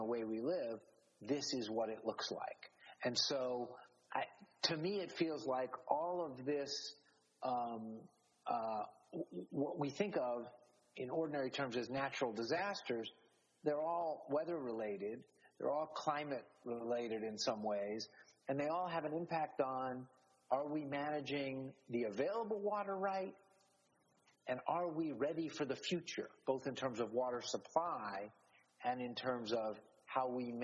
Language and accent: English; Miami, Florida, United States; I grew up in Miami.